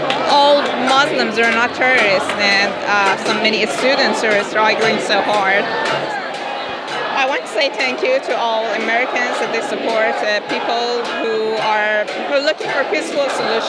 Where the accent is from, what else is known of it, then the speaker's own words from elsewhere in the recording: Russia; now in United States; Russia originally. I've been here majority of my life now